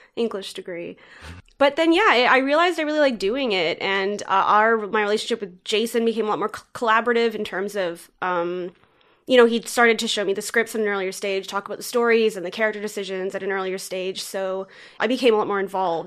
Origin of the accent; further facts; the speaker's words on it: Richmond Hill, Ontario, Canada; moved away as an adult; now in Toronto, Canada; I grew up in Richmond Hill, just north of the city of Toronto, so close